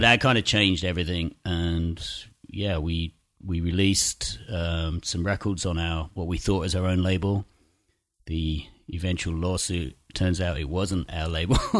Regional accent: Chelmsford, East of England, United Kingdom; teenage kids growing up in Essex in this kind of shitty town twenty miles outside of London

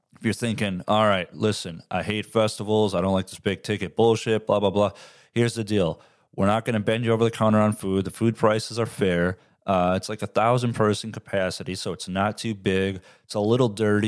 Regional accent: Midwest, United States; I'm from the Midwest.

